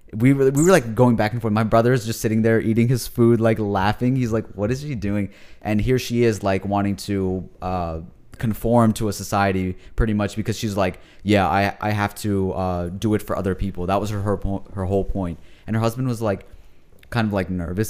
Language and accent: English; United States; I'm a Pakistani American. That's what I call myself